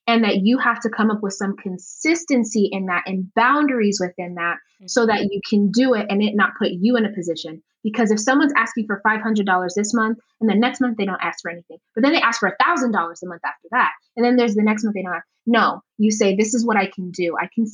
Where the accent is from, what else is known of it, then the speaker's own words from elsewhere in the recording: Uganda; now in United States; I come from Uganda, and a lot of other cultures are collectivistic by nature.